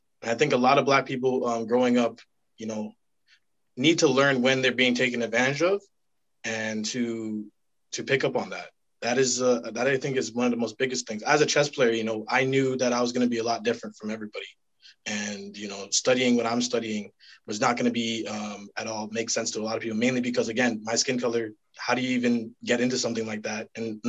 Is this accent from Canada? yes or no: yes; Canada; as a you know, young Black person growing up in Canada